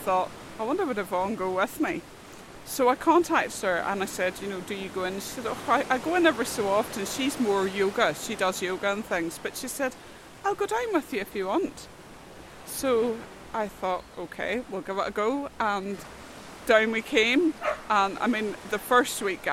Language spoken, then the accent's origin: English; North Coast, Northern Ireland, United Kingdom; born or raised there; also born or lived in Glasgow, Scotland